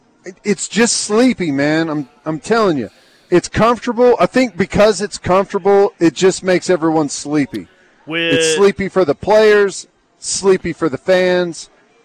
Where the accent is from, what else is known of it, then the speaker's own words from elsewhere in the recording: Fort Gibson, Oklahoma, United States; I'm from Fort Gibson.